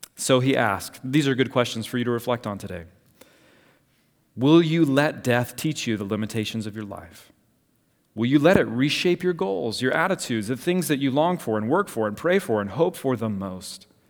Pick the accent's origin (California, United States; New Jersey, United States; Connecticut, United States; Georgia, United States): Georgia, United States; Savannah; I grew up in Savannah, Georgia